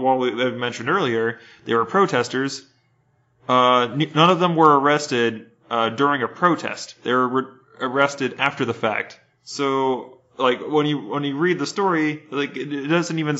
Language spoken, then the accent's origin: English; United States; growing up in the United States